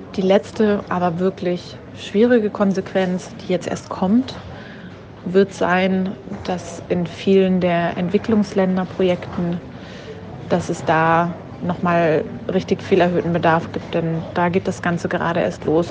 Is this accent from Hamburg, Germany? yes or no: no; Upper Franconia, Bavaria, Germany; Ich bin auch total auf dem Land aufgewachsen, also so ein richtig Wo? einzelnes Haus im, im Wald. Ähm, Echt? Ähm, in, äh, genau, so ein paar Kilometer weit weg vom nächsten Tausendseelendorf in Oberfranken.